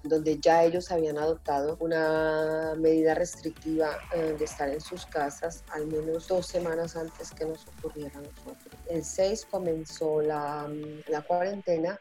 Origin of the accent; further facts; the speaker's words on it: Colombia; now in Naples, Italy; yo soy una ciudadana italiana eh, de origen colombiano y vivo aquí hace muchísimos años.